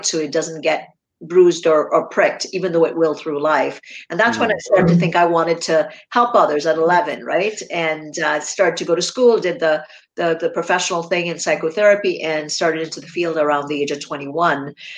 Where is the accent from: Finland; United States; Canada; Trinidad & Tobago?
Trinidad & Tobago; I grew up in Trinidad and Tobago in the Caribbean.